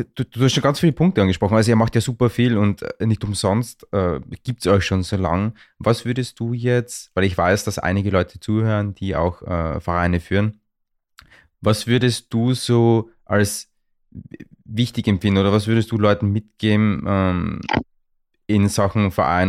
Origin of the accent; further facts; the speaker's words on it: Vienna, Austria; aus der gleichen Region wie ich komme, und zwar aus Wien